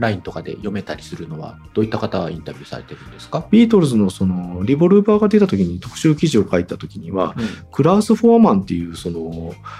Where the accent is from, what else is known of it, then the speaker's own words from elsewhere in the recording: Obu, Aichi, Japan; 正確には名古屋の隣の大府市っていうところに出あの名古屋じゃない近隣都市の出身だったんで